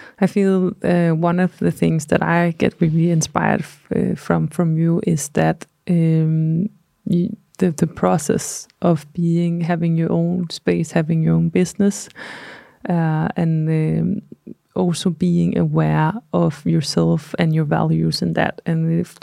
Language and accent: English; Copenhagen, Capital Region of Denmark, Denmark; English is a second language; We are both from Copenhagen, but we are quite international now, so we speak English